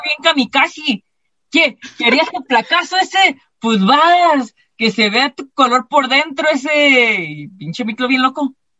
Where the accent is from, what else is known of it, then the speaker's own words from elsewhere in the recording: Mexico; todos nosotros somos como bien estigmatizados, como los mexicanos